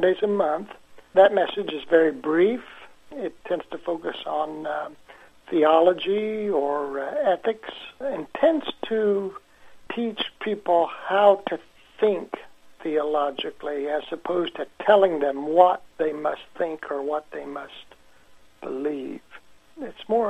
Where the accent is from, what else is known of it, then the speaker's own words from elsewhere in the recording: Danville, Indiana, United States; moved away; I was born in Danville, Indiana, which is about 20 miles west of Indianapolis, and moved back here about 10 years ago